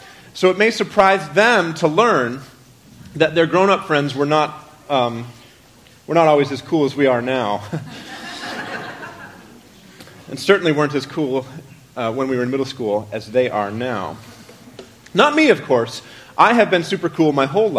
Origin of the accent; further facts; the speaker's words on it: Maine, United States; moved away; I was from Maine